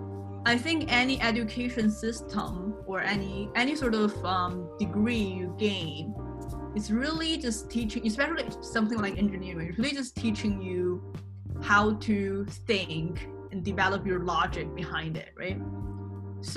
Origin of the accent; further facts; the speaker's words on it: Canada; now in China; I am a Chinese Canadian. I was born in China, but I grew up in Canada. When I was 14, my parents divorced and my mom took me to Canada.